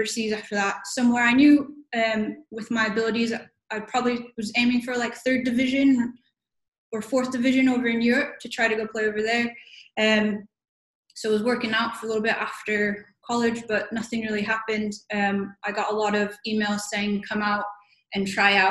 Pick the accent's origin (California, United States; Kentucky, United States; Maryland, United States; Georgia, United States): California, United States; Orange County; moved away as an adult; also born or lived in Texas; now in Manila, Philippines; I'm from Orange County, California, so grew up there